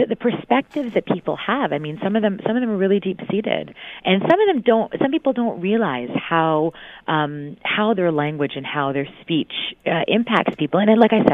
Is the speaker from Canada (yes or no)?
yes; Mississauga, Ontario, Canada; I remember the first time I was called a Paki in Mississauga, and Mississauga was very different then. It wasn't as multicultural. Now half the residents come from somewhere else, but it certainly wasn't like this when I grew up